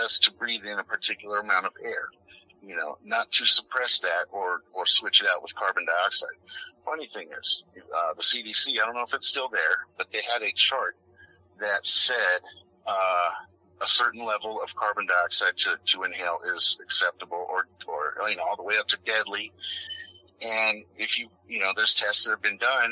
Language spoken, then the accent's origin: English; United States; I'm an American